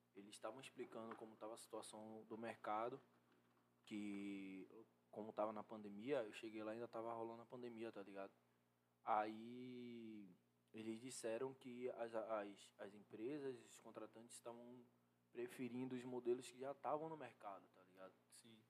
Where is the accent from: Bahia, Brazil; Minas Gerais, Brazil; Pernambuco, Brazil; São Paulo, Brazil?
Bahia, Brazil; Salvador; sou da favela aqui de Salvador.